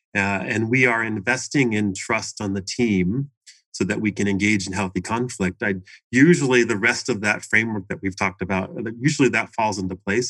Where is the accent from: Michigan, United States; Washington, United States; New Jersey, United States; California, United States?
Washington, United States; moved away as an adult; also born or lived in Seattle area / Portland, Oregon; now in Arizona, United States; I grew up in Washington State. Uh, I was born in the Seattle area, although I grew up down near Portland, Oregon